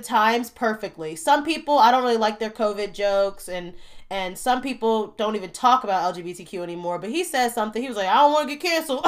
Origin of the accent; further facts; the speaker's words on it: Gary, Indiana, United States; I'm from Gary, Indiana